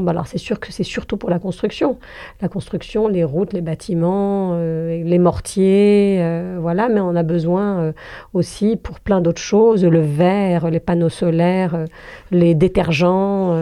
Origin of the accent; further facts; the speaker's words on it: Algeria; je suis algérienne